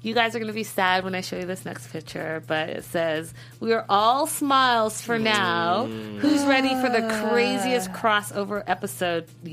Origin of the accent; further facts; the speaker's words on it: Vancouver, British Columbia, Canada; I am from Vancouver